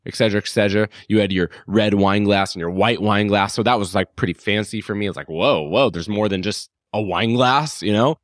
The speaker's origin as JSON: {"language": "English", "town": "Phoenix", "region": "Arizona", "country": "United States", "moved": "yes", "said": "I'm from Phoenix, Arizona originally"}